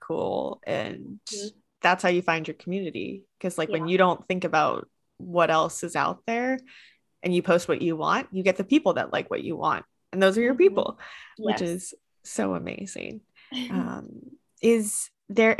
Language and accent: English; Vermont, United States; I'm from Vermont. So maple syrup goes on everything